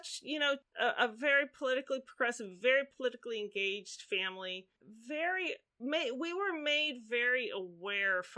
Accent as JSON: {"language": "English", "town": "Pittsburgh", "region": "Pennsylvania", "country": "United States", "tie": "born or raised there", "said": "I grew up in Pittsburgh, Pennsylvania."}